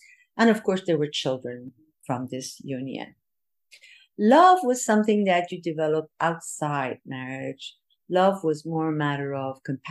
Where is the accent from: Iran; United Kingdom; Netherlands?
Iran